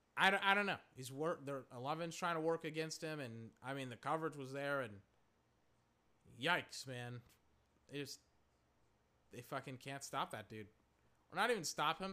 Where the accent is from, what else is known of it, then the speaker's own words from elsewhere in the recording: Texas, United States; I'm from Texas